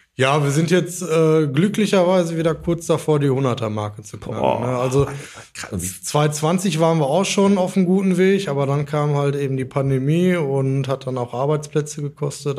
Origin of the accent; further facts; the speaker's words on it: Dortmund, North Rhine-Westphalia, Germany; moved away as an adult; now in Kirchhellen, Germany; Äh, ich bin aufgewachsen in Dortmund